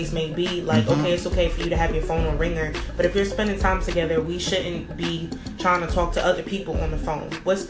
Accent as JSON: {"language": "English", "region": "New York", "country": "United States", "said": "I'm 23 years old. I'm from New York."}